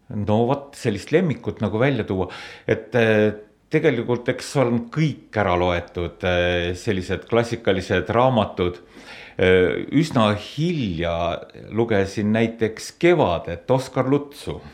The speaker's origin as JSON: {"language": "Estonian", "town": "Suislepa", "region": "Viljandi County", "country": "Estonia", "tie": "born or raised there", "said": "ma olen äh, pärit siit lähedalt Suislepast ja seal on kõik minu lapsepõlv ka möödunud. olen sündinud Suislepas"}